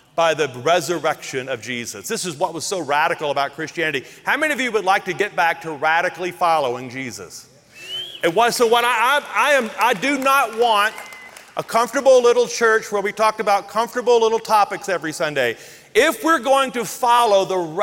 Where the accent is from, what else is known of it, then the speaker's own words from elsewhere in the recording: the South, United States; I grew up in the South where there were black restrooms and white restrooms.